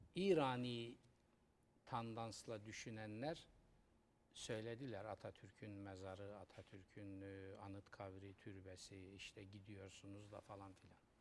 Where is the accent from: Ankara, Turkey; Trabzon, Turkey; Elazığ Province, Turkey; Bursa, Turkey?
Trabzon, Turkey; moved away; benim memleket gittim Trabzon'da. Gençliğim, çocukluğum orada geçti.